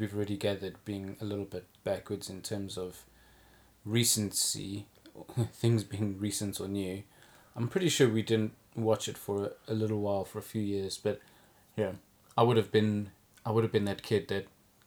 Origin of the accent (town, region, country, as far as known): South Africa; moved away